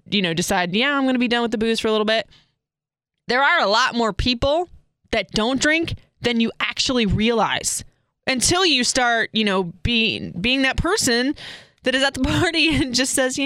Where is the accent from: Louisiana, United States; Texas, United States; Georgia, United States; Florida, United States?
Florida, United States; Seminole High when I grew up in Florida